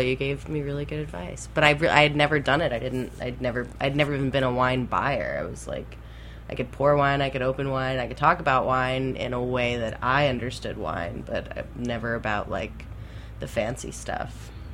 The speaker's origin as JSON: {"language": "English", "town": "Key West", "region": "Florida", "country": "United States", "tie": "born or raised there", "said": "I grew up in Key West"}